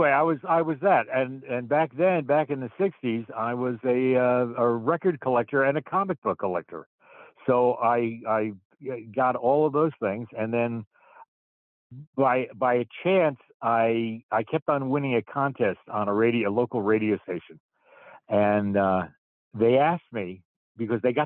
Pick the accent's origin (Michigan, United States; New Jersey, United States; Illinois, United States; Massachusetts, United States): New Jersey, United States; moved away; I'm originally from New Jersey. I grew up in a little suburb of New York City, about 25 miles away